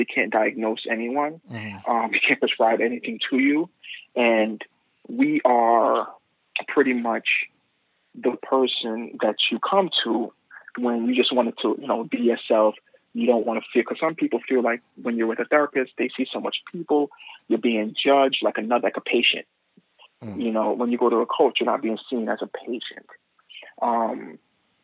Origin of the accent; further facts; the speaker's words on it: New York City, New York, United States; growing up in Brooklyn